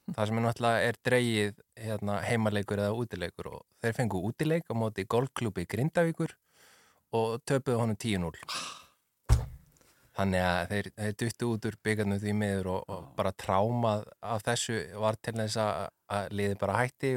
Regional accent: Ólafsvík, Western Region, Iceland; ég er frá Ólasvík sem er bara næsti bær við Ólst upp þar

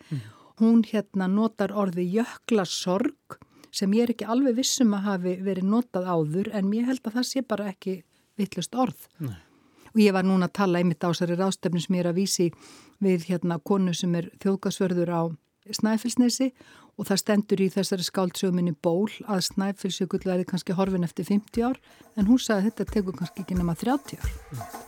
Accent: Akranes, Western Region, Iceland; heimabænum mínum Akranissi

